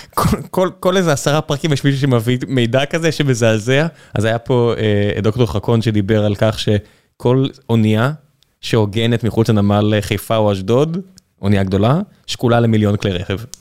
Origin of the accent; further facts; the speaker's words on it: Beersheba, Southern District, Israel; גדלתי בבאר שבע